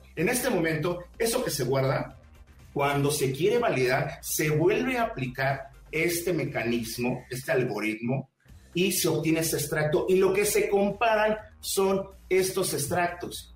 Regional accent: Mexico; No soy extranjero, soy mexicano como ustedes.

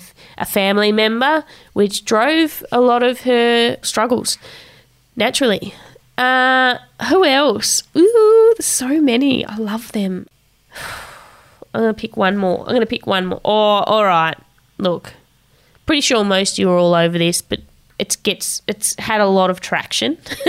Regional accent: Tasmania, Australia; She was in Tassie at the time of filming the video, which is my hometown

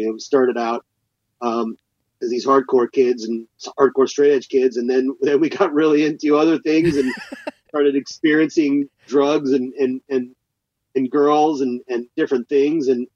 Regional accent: Seattle, Washington, United States; moved away as an adult; also born or lived in Texas; now in Los Angeles, United States; I basically spent from, you know, 2 years old till I was 26 living in Seattle. So, you know, it was all my formative years and all my schooling years are all spent there

